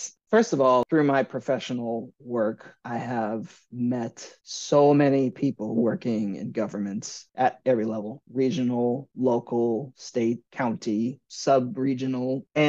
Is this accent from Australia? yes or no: no; Midwest, United States; now in New York, United States; I'm a Midwesterner. I grew up in the Midwest. I went to school in the Midwest. My parents are Midwest. It's who I am.